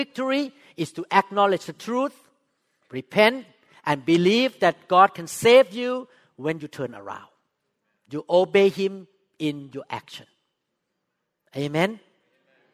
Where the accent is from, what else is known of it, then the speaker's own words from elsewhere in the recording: Thailand; English is a second language; moved away as an adult; also born or lived in Seattle, United States; now in United States; When I just moved to the U.S., I was so discriminated by American doctors here because I spoke with accent. I'm from Thailand